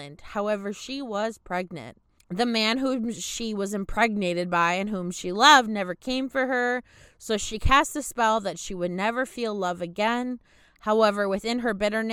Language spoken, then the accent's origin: English; Michigan, United States; I'm from Michigan